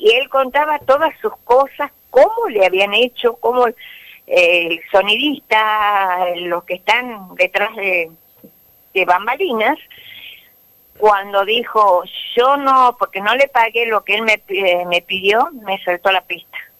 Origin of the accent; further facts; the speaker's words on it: Famaillá, Tucumán, Argentina; accent: tucumano; Nacida, criada en Famayá